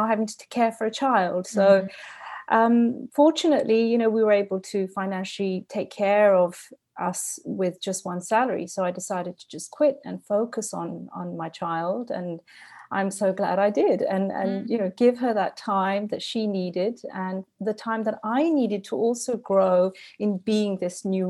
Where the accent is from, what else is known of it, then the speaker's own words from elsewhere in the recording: London, United Kingdom; moved away as an adult; also born or lived in Switzerland / Indonesia; So I'm actually born and raised in London, a third culture kid.